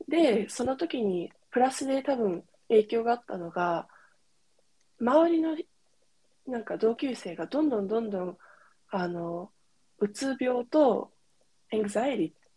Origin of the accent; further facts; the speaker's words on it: California, United States; moved away; カリフォルニアで生まれ育ったんですけど